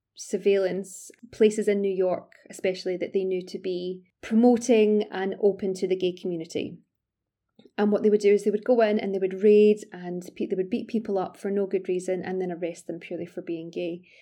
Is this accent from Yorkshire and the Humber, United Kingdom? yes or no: no; Glasgow, Scotland, United Kingdom; now in London, United Kingdom; I'm originally from Glasgow, although I'm based in London now.